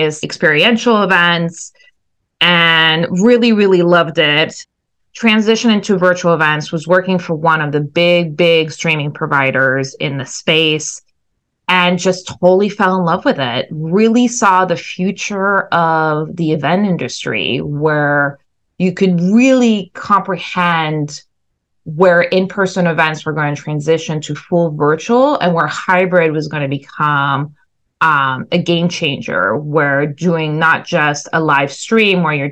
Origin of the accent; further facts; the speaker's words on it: France; moved away as an adult; also born or lived in Southeast Asia / Syracuse, New York / New York City; went back to my home country of France